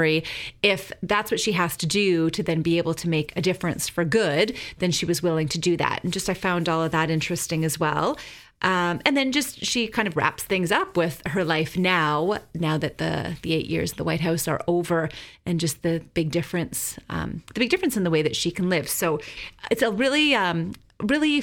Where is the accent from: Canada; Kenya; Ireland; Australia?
Canada; I'm Canadian